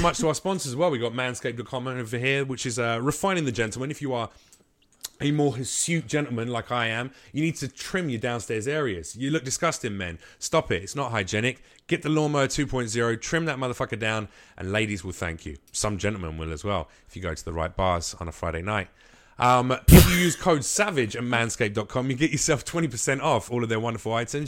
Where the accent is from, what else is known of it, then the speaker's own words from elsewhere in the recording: United Kingdom; now in United States; as a Brit